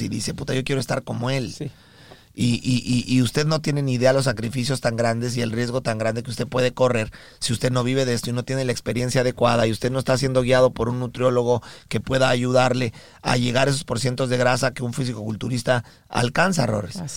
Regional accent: Mexico; now in United States; nosotros somos mexicanos

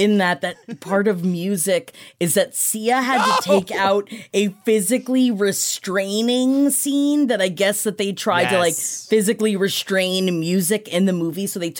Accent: New York, United States; I grew up in New York. I had no idea.

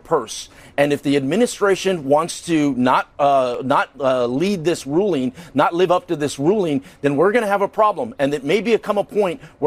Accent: Texas, United States; I'm from Texas

